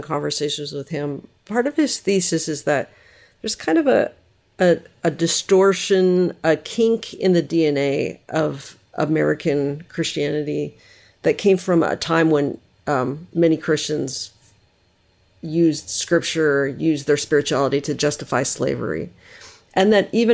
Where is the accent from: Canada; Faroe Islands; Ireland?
Canada; as a Canadian